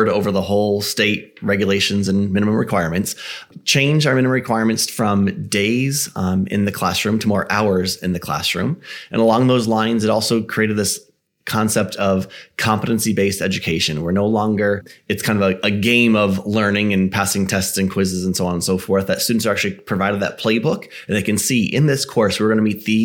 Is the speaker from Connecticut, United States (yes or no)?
yes; Connecticut, United States; born and raised in Connecticut